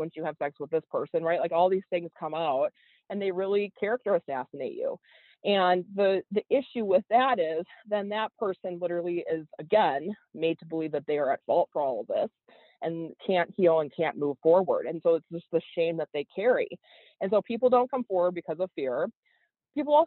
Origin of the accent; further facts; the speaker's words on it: Wisconsin, United States; growing up in Wisconsin in a more rural area